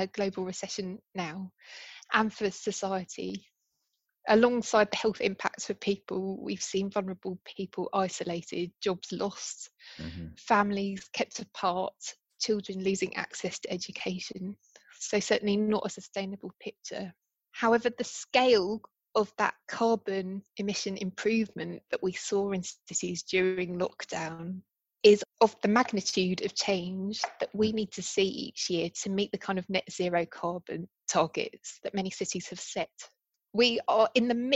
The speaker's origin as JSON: {"language": "English", "country": "United Kingdom", "said": "I'm British"}